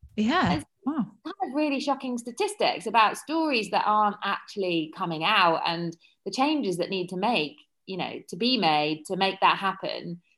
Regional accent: Surrey, South East England, United Kingdom; moved away as an adult; also born or lived in London; now in Ibiza, Spain; I'm from Surrey originally

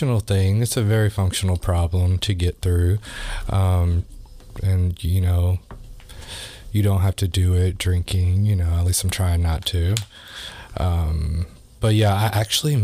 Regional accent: Louisville, Kentucky, United States; I grew up here in Louisville

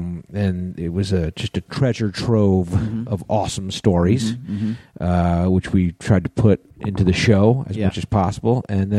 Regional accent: West Haven, Connecticut, United States; moved away; my hometown of West Haven, Connecticut.

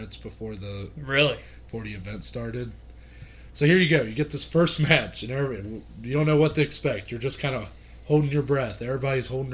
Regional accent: Ohio, United States; we're from Ohio

